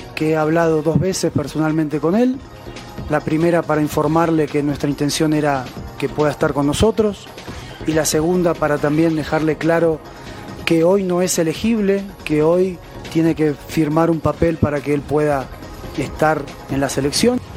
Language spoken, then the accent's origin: Spanish; Mexico